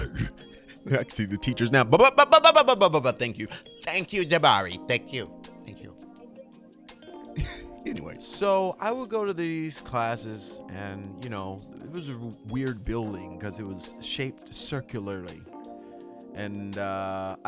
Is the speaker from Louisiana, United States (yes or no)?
yes; Shreveport, Louisiana, United States; I grew up in Louisiana, Shreveport